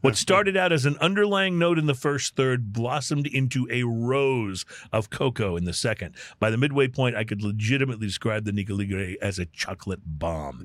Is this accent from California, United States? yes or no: no; Texas, United States; moved away as an adult; I grew up in Texas and then when I became an adult, I moved all over the country